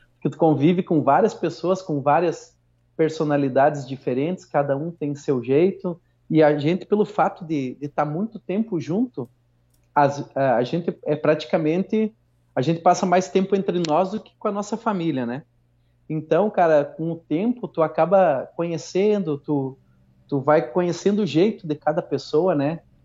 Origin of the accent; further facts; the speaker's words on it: Santo Ângelo, Rio Grande do Sul, Brazil; aqui pela minha cidade, sou de Santo Ângelo